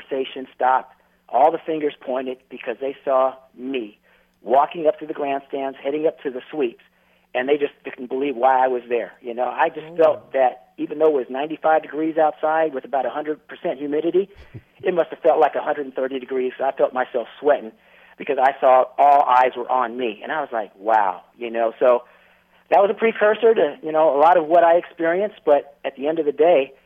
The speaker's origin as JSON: {"language": "English", "region": "Northern California", "country": "United States", "tie": "born or raised there", "also_born_or_lived": "Southeast US", "moved": "as an adult", "said": "growing up in Northern California"}